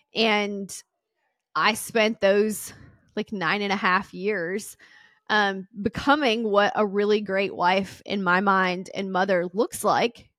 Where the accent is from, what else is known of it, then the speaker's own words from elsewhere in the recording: the South, United States; I'm from the South, and everyone gets married young